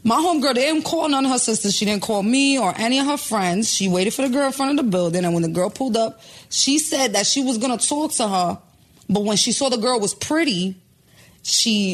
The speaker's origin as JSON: {"language": "English", "town": "New York City", "region": "New York", "country": "United States", "said": "I'm from New York, you know. I'm from Chelsea Projects and I'm from the Bronx"}